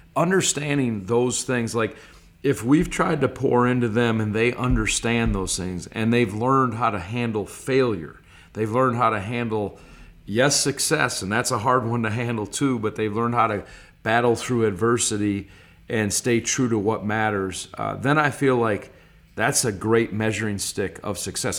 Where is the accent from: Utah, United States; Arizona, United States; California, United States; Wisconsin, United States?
Wisconsin, United States; Stevens Point; also born or lived in Clintonville, Wisconsin / Green Bay, Wisconsin; the majority of my life was in Stevens Point, Wisconsin from first to ninth grade, and then we moved to Green Bay, Wisconsin, and then I was a high school and college player there